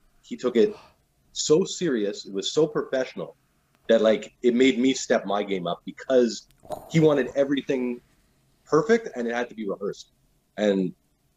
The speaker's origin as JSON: {"language": "English", "town": "Dollard-des-Ormeaux", "region": "Quebec", "country": "Canada", "tie": "born or raised there", "said": "West Island."}